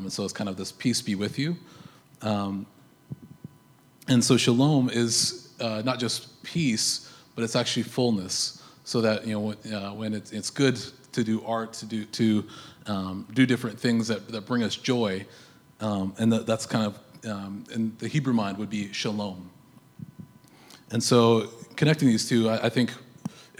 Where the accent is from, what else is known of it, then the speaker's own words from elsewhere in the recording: United States; now in Canada; I'm an American